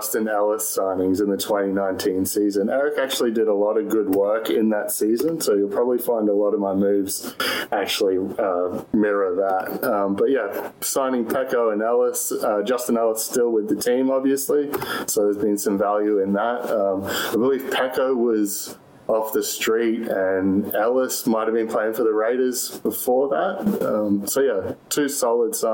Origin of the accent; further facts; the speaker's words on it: Australia; accent: Australian; moved away as an adult; now in Texas, United States; Originally from Australia, but actually living down in Texas now. I've been in Texas for just about 5 years